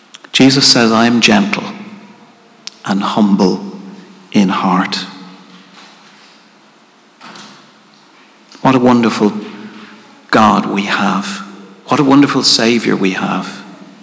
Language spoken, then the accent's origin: English; Ireland; as Irish people